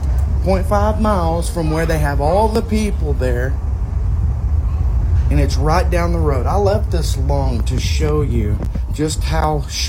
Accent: Texas, United States; I'm from Texas.

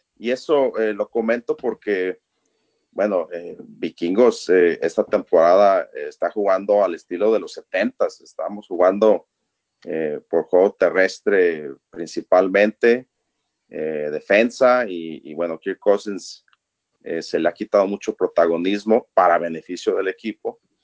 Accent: Guadalajara, Jalisco, Mexico; also born or lived in Minneapolis–Saint Paul, Minnesota; now in Minneapolis, United States; yo soy originario de Guadalajara, México

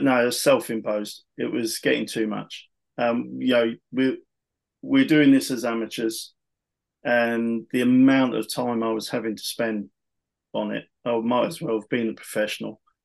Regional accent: United Kingdom; being British, being being the only British guy at the tryout at the time

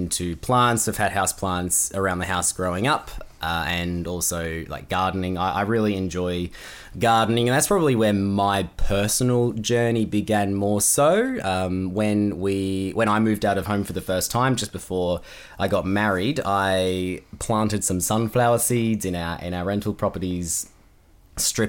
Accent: Perth, Western Australia, Australia; now in Melbourne, Australia; So I was born in Perth, Western Australia. I now live in Melbourne, which is on the East Coast

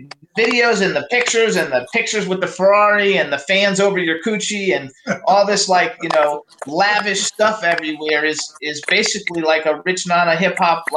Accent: Miami, Florida, United States; I was born in Miami, so I'm from Miami. I was born in Miami.

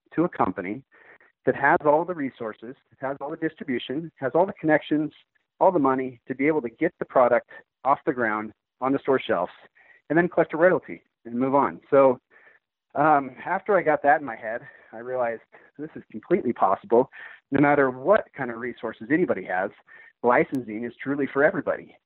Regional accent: Seattle, Washington, United States; now in Arizona, United States; I grew up in Seattle, Washington.

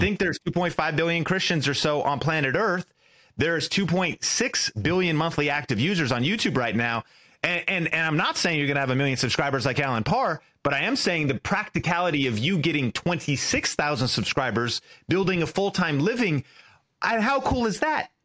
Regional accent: an hour north of Seattle, Pacific Northwest, Washington, United States; I grew up in Seattle. uh, an hour north, but in the Pacific Northwest

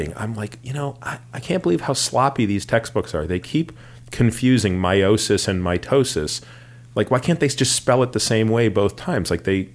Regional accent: Toronto, Ontario, Canada; moved away as an adult; now in United States; I grew up in Toronto

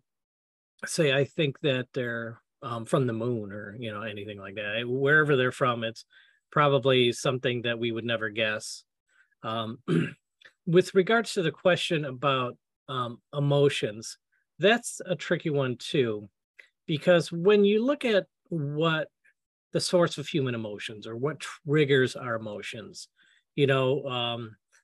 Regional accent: United States; I'm an American.

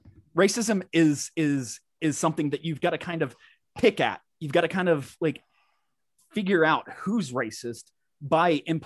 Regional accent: Georgia, United States; moved away; I'm from Georgia, don't live there now

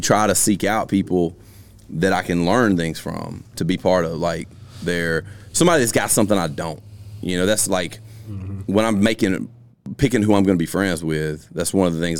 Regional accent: Alabama, United States; now in Columbus, United States; I'm originally from across that line, too

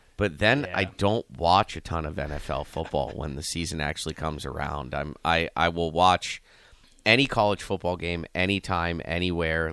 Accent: Youngstown, Ohio, United States; I'm from Youngstown

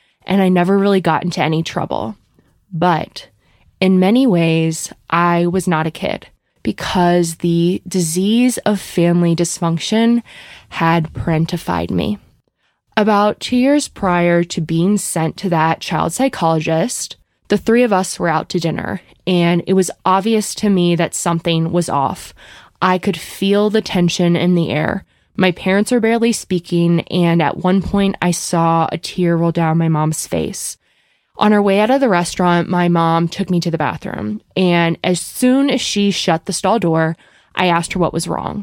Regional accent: Bryn Mawr, Pennsylvania, United States; I grew up outside of Philadelphia in a suburb called Bryn Mawr

